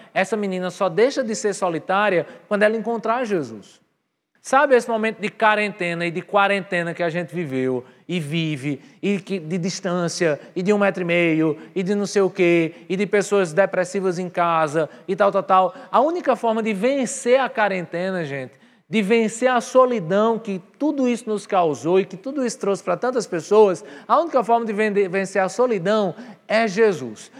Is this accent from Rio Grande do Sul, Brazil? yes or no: no; Patos, Paraíba, Brazil; also born or lived in New York; now in João Pessoa, Brazil; eu geneticamente eu sou de Nova York, mas eu culturalmente fui criado em Patos